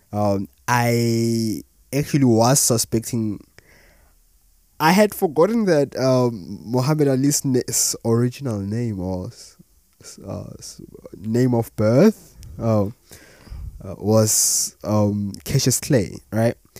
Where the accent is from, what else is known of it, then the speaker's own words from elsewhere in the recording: South Africa; As a South African myself